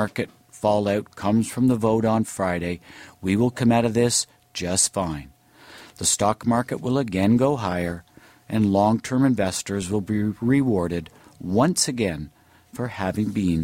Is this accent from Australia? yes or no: no; Hamilton, Ontario, Canada; now in Toronto, Canada; I grew up in Hamilton